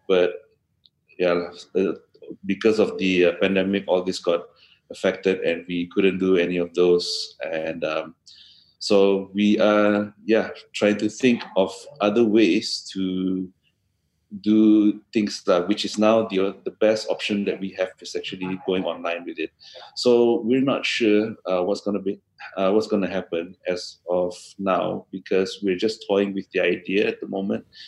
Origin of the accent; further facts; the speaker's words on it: Kota Kinabalu, Sabah, Malaysia; here in my hometown in KK.